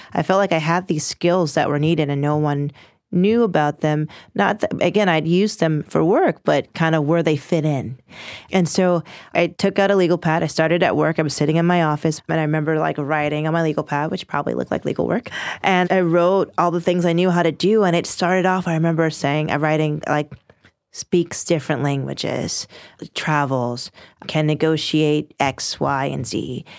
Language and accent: English; Washington, District of Columbia, United States; I'm from Northwest Washington, D C.